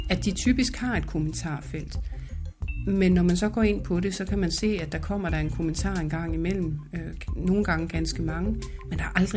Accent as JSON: {"language": "Danish", "country": "France", "lives_now": "Denmark", "said": "Da jeg kom til Danmark fra Frankrig, så havde jeg en tendens til at synes, at de der top-down beslutninger var de bedste."}